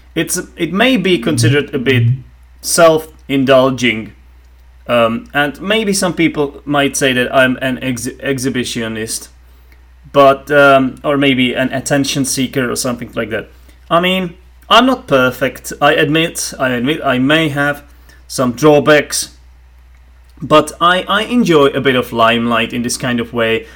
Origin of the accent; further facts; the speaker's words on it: Czechia; first language Czech; English is a second language; in my native tongue, in Czech